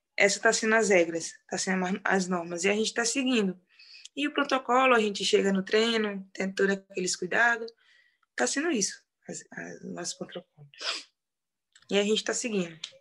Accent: União, Piauí, Brazil; now in Madrid, Spain; sou do interior do Piauí, lá do interiorzinho, Lagoa do Governo, no município de União

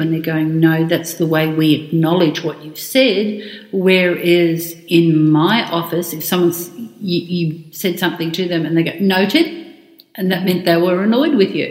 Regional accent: Australia; I am Australian.

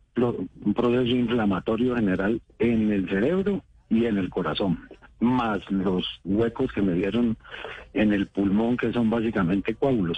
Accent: Cauca, Colombia; Yo nací en el Cauca, he tratado con los indígenas toda la vida

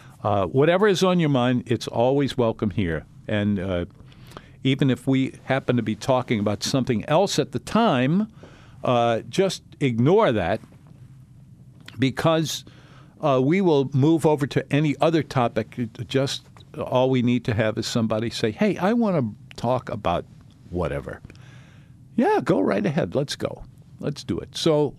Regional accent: New Orleans, Louisiana, United States; I grew up in the Treme section, and so we were kind of in the middle of all of that, and it all seemed normal to us, and it was.

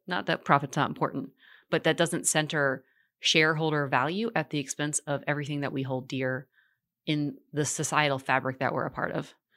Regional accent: Richmond, Virginia, United States; also born or lived in Portland, Oregon; now in Charlotte, United States; I was born in Richmond, Virginia

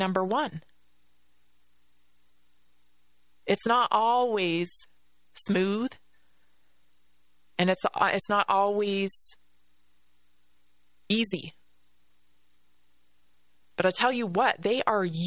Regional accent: United States

